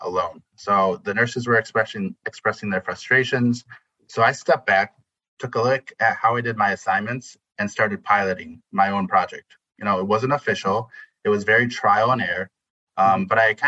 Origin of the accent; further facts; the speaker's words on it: Midwest, United States; As a Midwesterner